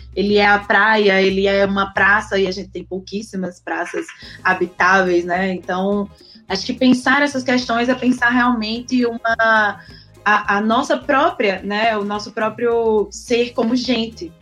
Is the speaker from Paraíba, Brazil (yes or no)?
yes; Campina Grande, Paraíba, Brazil; now in Natal, Brazil; mesmo sendo paraibana, inclusive, né? Do campinense paraibana, mas já moro em Natal há 11 anos